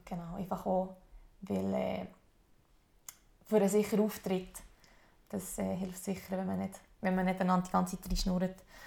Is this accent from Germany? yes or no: no; Adelboden, Bern, Switzerland; Adelboden, wo ich aufgewachsen bin